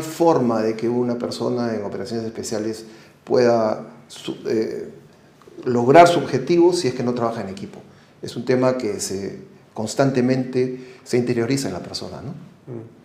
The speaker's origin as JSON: {"language": "Spanish", "country": "Peru", "said": "fuimos los dos oficiales peruanos"}